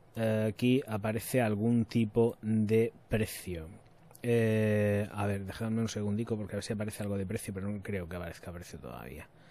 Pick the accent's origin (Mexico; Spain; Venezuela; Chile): Spain; Region of Murcia; soy de Murcia